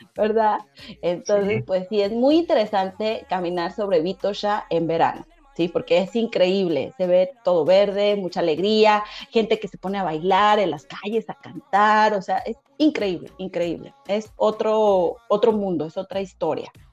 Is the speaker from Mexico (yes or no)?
yes; Mexico; moved away as an adult; also born or lived in Cancún; now in Sofia, Bulgaria; yo soy morena, soy mexicana